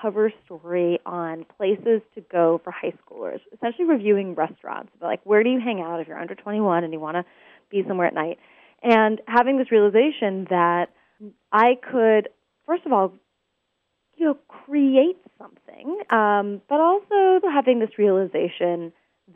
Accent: Portland, Oregon, United States; So I grew up in Portland, Oregon

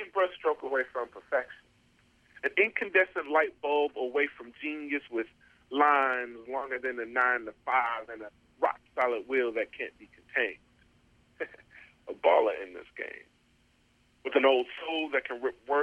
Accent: Detroit, Michigan, United States; moved away as an adult; also born or lived in Bowling Green, Ohio / Minneapolis, Minnesota / Iowa City, Iowa / Ames, Iowa; I'm originally from Detroit, Michigan, and I went to Bowling Green State University in Ohio

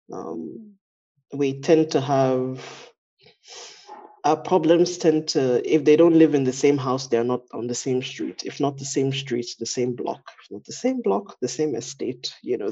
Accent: Lagos, Nigeria; I am Nigerian, my expression is obviously filtered through my identity as a Yoruba woman, you know, a Yoruba Nigerian from Lagos

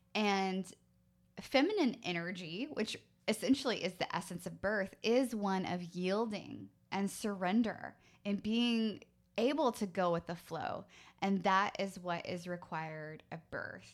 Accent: United States; as American women, as American mothers

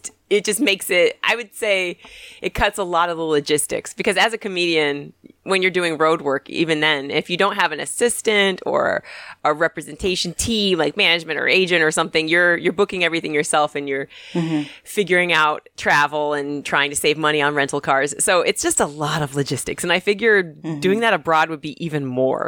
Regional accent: Indianapolis, Indiana, United States; also born or lived in France / Italy; now in Brooklyn, United States; when I grew up in Indiana on Lake Michigan

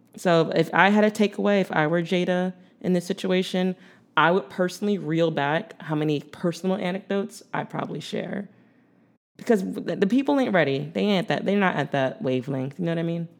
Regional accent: Philadelphia, Pennsylvania, United States; growing up in Philadelphia

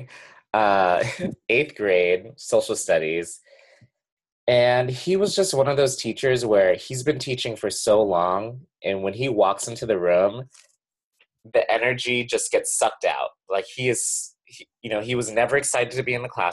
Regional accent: New Hampshire, United States; born or raised there

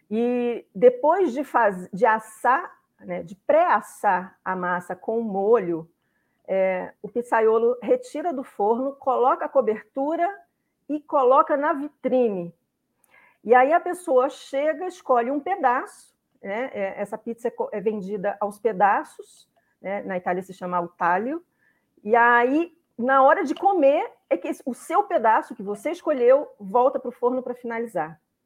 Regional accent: Rio de Janeiro, Brazil; Eu sou carioca

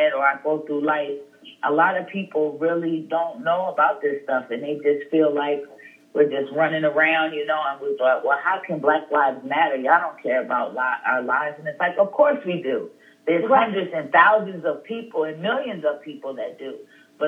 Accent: Wilmington, Delaware, United States; moved away as an adult; I'm from Wilmington. So I'm just sitting on my grandfather's porch, the house that I grew up

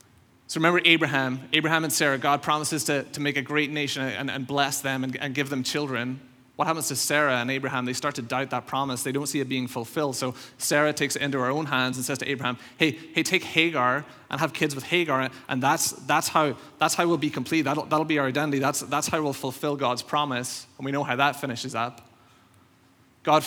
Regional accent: Northern Ireland, United Kingdom; moved away; I think most of you know, I came over from Northern Ireland around 2011, so I've been here around 5-6 years now.

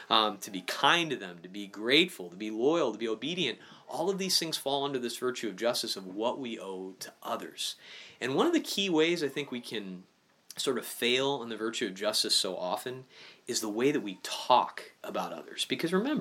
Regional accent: Illinois, United States; I'm from Illinois

